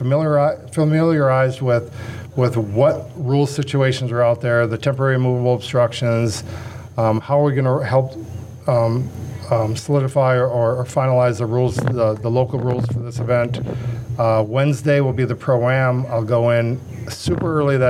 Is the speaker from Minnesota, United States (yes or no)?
yes; Minnesota, United States; moved away; growing up here